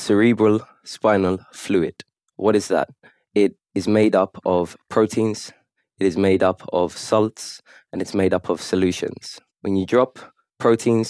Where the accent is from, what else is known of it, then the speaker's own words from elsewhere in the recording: London, United Kingdom; now in Kuwait; I'm from London originally